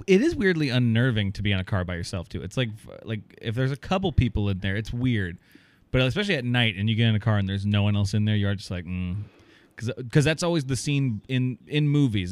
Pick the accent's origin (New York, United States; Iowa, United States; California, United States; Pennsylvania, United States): Iowa, United States; I've moved back to my hometown area in, in Iowa